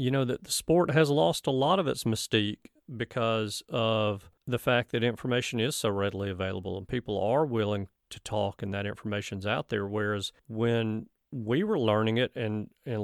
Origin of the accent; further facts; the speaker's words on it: Alabama, United States; I'm from Alabama